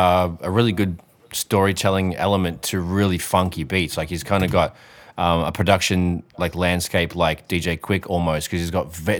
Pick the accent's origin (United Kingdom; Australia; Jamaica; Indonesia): Australia; we grew up in Australia